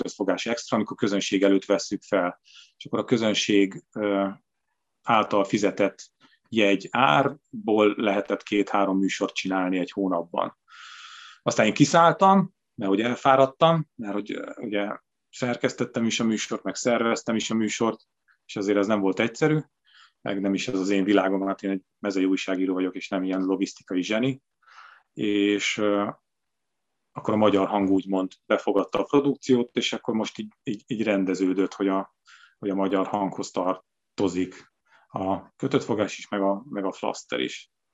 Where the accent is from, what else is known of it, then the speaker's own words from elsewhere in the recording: Sátoraljaújhely, Borsod-Abaúj-Zemplén, Hungary; moved away; én szülővárosomban, Sátrajóhéjen is